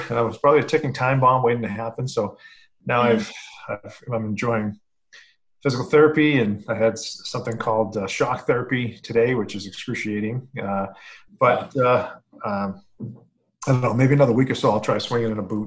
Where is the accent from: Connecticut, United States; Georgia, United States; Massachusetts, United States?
Massachusetts, United States; central; I'm a central Mass guy